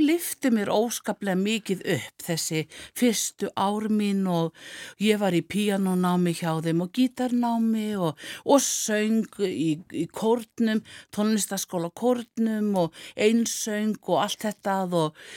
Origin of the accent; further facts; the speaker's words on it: Rangárvallasýsla, Southern Region, Iceland; í tónlistaskóla Rángaenga uh, í Kolsfelli, þaðan sem ég er